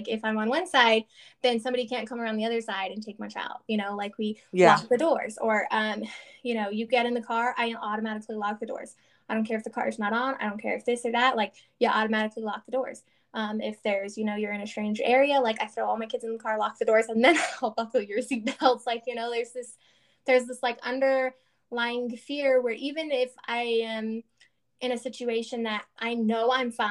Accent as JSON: {"language": "English", "region": "the South", "country": "United States", "moved": "yes", "said": "we're from the South"}